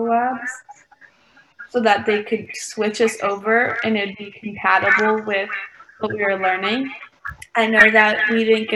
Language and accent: English; Ohio, United States; moved away; back home for me, I'm from Ohio